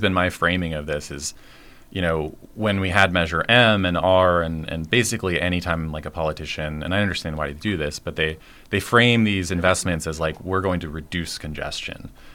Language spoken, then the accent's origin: English; Washington, United States; also born or lived in Seattle; I grew up in Washington State